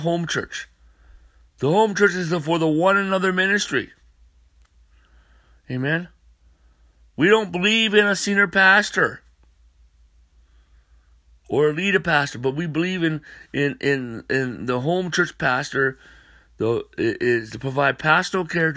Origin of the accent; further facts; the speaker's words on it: North Dakota, United States; moved away; I'm from North Dakota